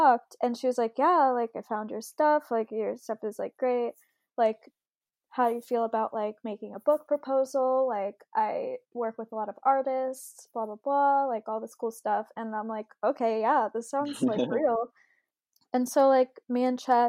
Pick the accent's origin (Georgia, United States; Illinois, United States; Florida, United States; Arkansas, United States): Arkansas, United States; Springdale; moved away as an adult; also born or lived in New York; I grew up in Springdale, Arkansas